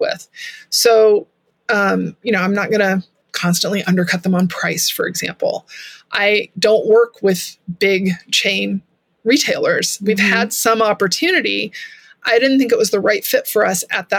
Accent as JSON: {"language": "English", "region": "Texas", "country": "United States", "said": "I'm from Texas"}